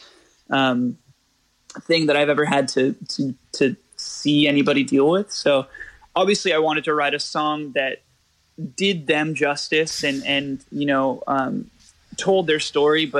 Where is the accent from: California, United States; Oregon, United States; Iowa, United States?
California, United States; I'm from California